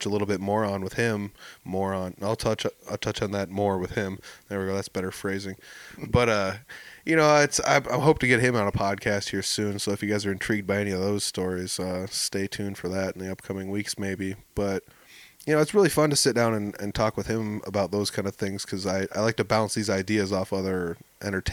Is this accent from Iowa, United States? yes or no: no; Humboldt, California, United States; I'm from Humboldt.